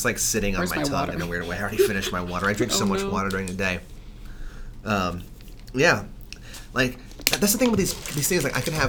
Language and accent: English; New York City, New York, United States; I grew up in New York City, but I have Southern parents.